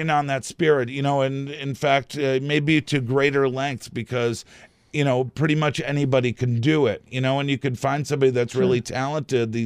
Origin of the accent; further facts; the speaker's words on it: outside of Boston, Massachusetts, United States; now in Traverse City, United States; I grew up outside of Boston